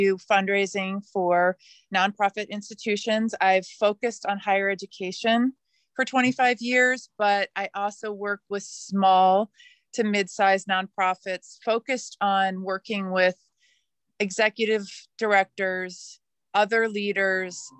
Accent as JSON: {"language": "English", "region": "Midwest", "country": "United States", "tie": "born or raised there", "moved": "yes", "lives_now": "Oregon, United States", "said": "I grew up in the Midwest of the United States."}